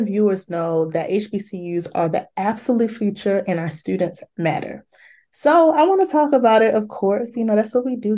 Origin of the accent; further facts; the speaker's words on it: Maryland, United States; Morgan State University and Bowie State University, both my home schools from my hometown